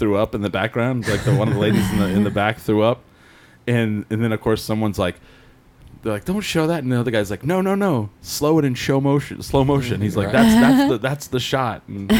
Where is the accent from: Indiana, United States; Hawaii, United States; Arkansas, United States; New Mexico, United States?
New Mexico, United States; Clovis; I'm from Clovis